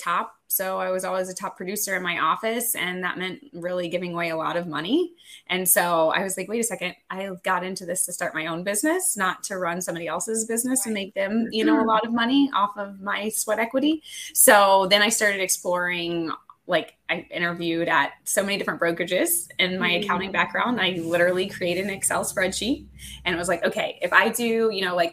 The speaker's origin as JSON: {"language": "English", "region": "Florida", "country": "United States", "moved": "as an adult", "lives_now": "Michigan, United States", "said": "I am originally from Florida, but I've moved to Michigan to follow a boy"}